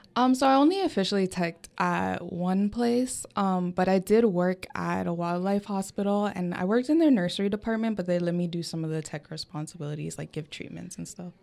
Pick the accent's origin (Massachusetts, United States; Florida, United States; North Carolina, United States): Florida, United States; Coconut Creek; my hometown is down in South Florida, for a small, smaller city called Coconut Creek